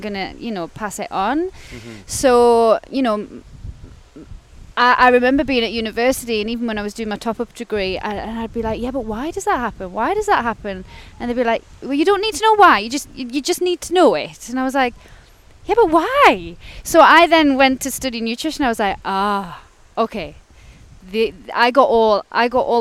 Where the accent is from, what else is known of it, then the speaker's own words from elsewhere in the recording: Gateshead, North East England, United Kingdom; So I'm originally from Gateshead, so the other side of the water. And yeah, grew up there with my sister and my mum and my dad. So I basically lived there my whole life